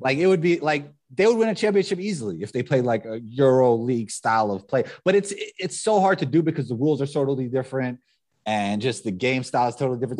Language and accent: English; New York, United States; I'm from New York